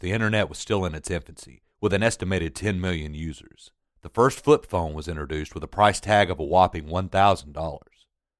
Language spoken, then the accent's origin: English; Jackson, Tennessee, United States; my hometown of Jackson, Tennessee. Jackson sits on Interstate 40, about halfway between Memphis and Nashville.